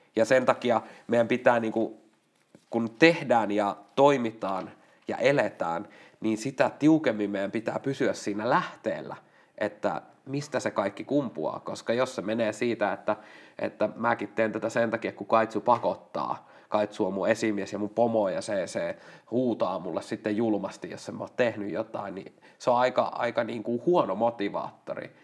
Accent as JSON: {"language": "Finnish", "town": "Lapua", "region": "South Ostrobothnia", "country": "Finland", "said": "mä oon Lapualta"}